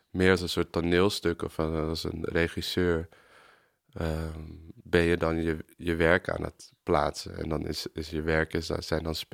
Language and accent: Dutch; Amsterdam, North Holland, Netherlands; ik ben geboren op de Rijstraat, dus de straat van de Hartog. En toen ben ik daar, zijn mijn ouders daarna verhuisd toen ik drie was naar een zijstraat van de Weesbezijde.